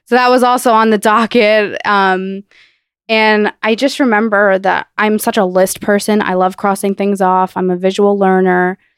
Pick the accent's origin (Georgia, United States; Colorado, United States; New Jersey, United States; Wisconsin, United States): New Jersey, United States; I grew up in New Jersey